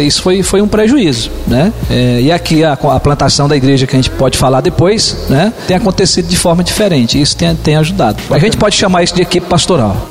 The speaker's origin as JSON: {"language": "Portuguese", "region": "Maranhão", "country": "Brazil", "moved": "as an adult", "lives_now": "Penápolis, Brazil", "said": "somos lá do Nordeste, né? Do Maranhão e viemos para cá com esse propósito"}